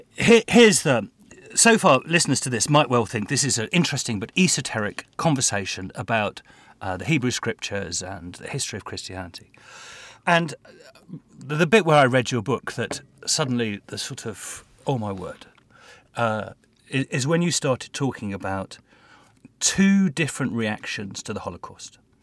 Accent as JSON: {"language": "English", "region": "England", "country": "United Kingdom", "said": "as an Englishman"}